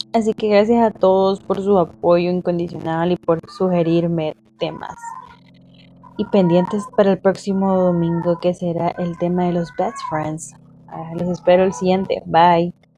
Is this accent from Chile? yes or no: no; El Salvador; como salvadoreños tenemos ese derecho